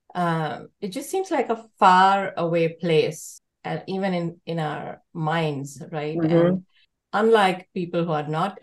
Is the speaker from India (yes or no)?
yes; India; moved away; We're both immigrants from India